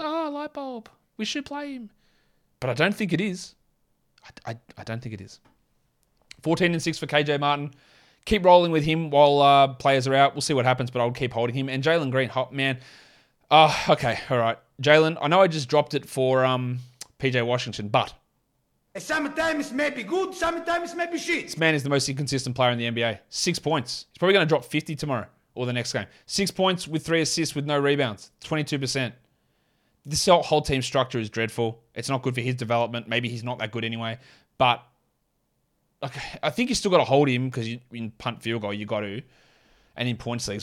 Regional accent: Australia; accent: Australian; my Australian accent

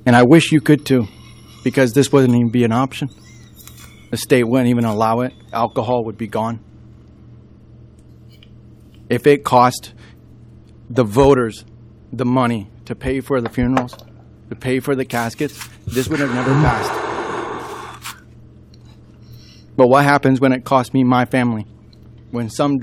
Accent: Thailand; moved away as an adult; now in Fairbanks, United States; I was raised in Thailand

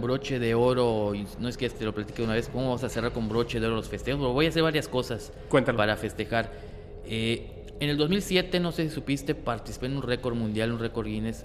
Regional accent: Mexico; como buenos mexicanos que somos

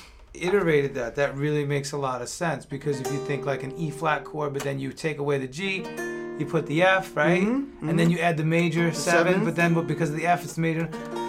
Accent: New York, United States; And both growing up in Long Island, both Italian

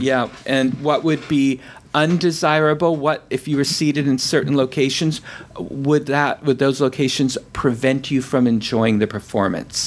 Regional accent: San Francisco, California, United States; Carol and I grew up in San Francisco

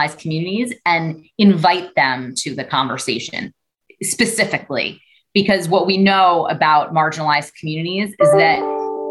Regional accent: New York City, New York, United States; I grew up in Brooklyn in a community of color

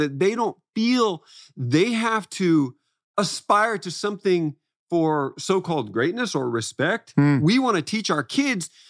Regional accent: Florida, United States; moved away; I'm coming from Florida

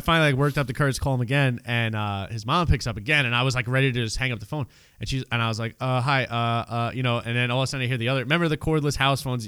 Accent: New York City, New York, United States; I grew up in Canarsie area, Brooklyn

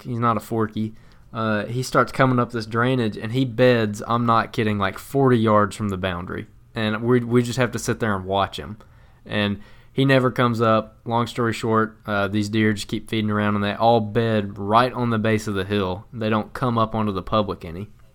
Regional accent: the South, United States; growing up in the South

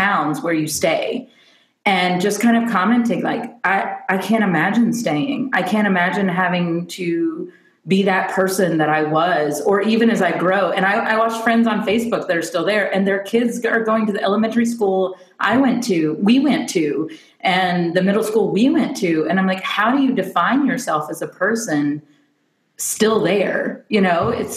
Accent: Kentucky, United States; moved away as an adult; also born or lived in Nashville, Tennessee / Albany, New York; I grew up an hour outside of Nashville in Kentucky. My dad lived in Nashville, so I grew up in both these states.

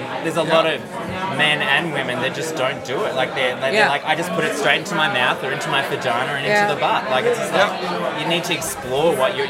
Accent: Melbourne, Victoria, Australia; I'm from Australia. I'm from Melbourne.

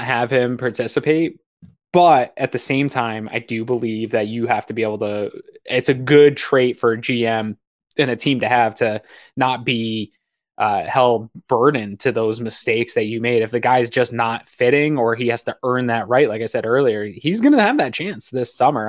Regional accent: Maine, United States; now in Buffalo, United States; I'm from Maine, New England, and Maine does not have a spring

